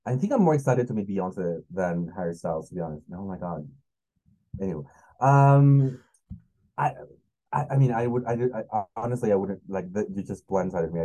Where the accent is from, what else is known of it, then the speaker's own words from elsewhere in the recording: Mexico City, Mexico; English is a second language; I'm from Mexico